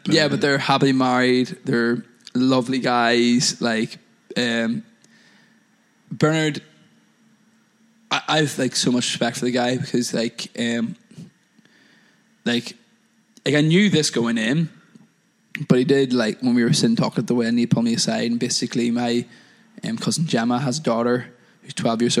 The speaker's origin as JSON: {"language": "English", "region": "Northern Ireland", "country": "United Kingdom", "moved": "yes", "said": "I'm from Northern Ireland originally."}